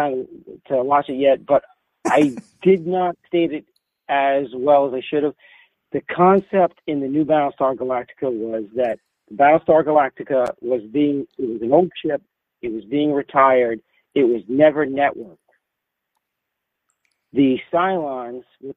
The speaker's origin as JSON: {"language": "English", "town": "New York City", "region": "New York", "country": "United States", "accent": "Bronx", "said": "my Bronx accent"}